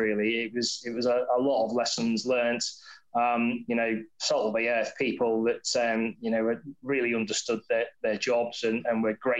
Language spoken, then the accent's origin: English; Wirral, North West England, United Kingdom; accent: semi-Scouse; sort of semi-Scouse accent that I've had, but then I've lived in the south for a long time. But I grew up on the Wirral, and went to school and everything there.